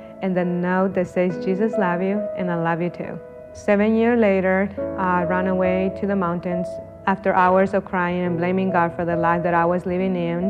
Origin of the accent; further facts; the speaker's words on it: Honduras; moved away; I am from Honduras. From the day I was born until I was 16, I lived in an orphanage.